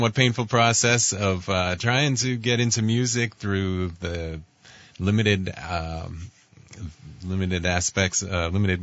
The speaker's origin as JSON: {"language": "English", "town": "Oak Beach", "region": "New York", "country": "United States", "tie": "born or raised there", "said": "I grew up in a little beach town. It's a little tiny little place called Oak Beach. It's on the south shore of Long Island, about an hour from the city"}